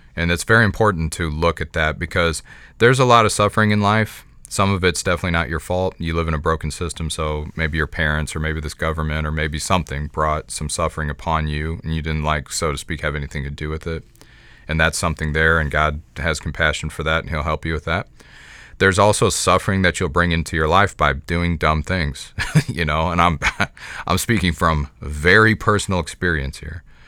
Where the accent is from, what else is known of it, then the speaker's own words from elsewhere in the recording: United States; I am an American Christian